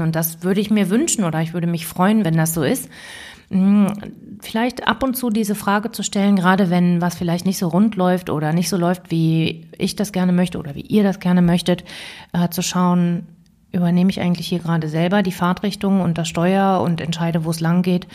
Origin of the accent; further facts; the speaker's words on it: Bonn, North Rhine-Westphalia, Germany; also born or lived in Cologne; now in Berlin, Germany; Und ich bin gebürtige Kölnerin beziehungsweise Rheinländerin. Eigentlich bin ich in Bonn geboren, aber ich erzähle das immer so gerne, weil ich wirklich auch mit Leib und Seele Rheinländerin bin.